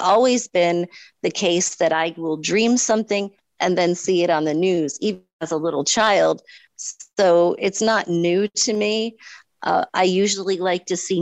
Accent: Mystic, Connecticut, United States; my hometown of Mystic, Connecticut

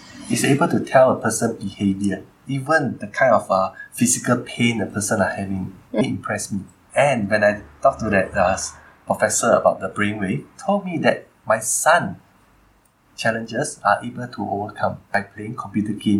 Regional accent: Malaysia; go back to my home country

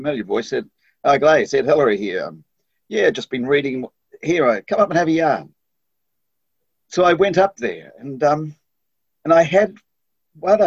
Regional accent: Auckland, New Zealand; I was born in Auckland and I grew up in Auckland

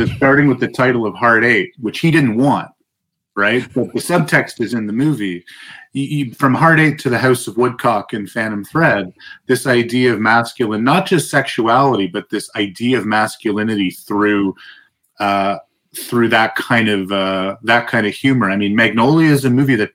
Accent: Toronto, Ontario, Canada; I'm from Toronto, but we call it Toronto.

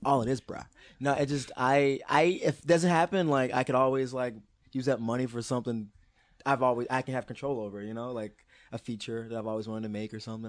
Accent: Maryland, United States; I'm from Maryland

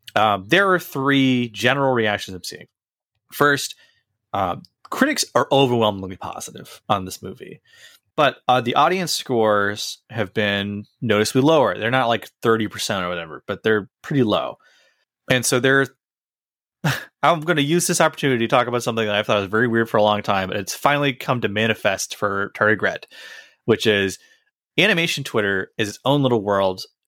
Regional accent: United States; I've spent the overwhelming majority of my life in America

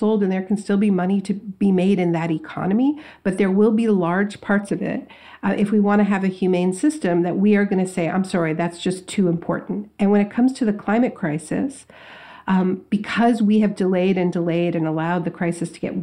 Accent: Canada; now in United States; I'm from Canada. I grew up in Canada. I live in the States now

